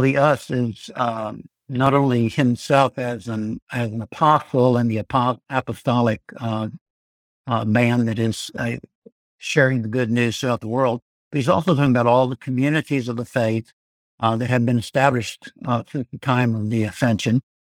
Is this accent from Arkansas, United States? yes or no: yes; Arkansas, United States; also born or lived in Louisiana / Florida / Georgia; now in Birmingham, United States; I'm from Arkansas originally.